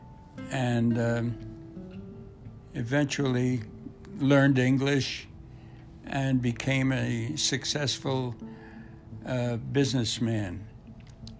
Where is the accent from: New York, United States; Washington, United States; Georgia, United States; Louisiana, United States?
New York, United States; Brooklyn; I grew up in Brooklyn, Bensonhurst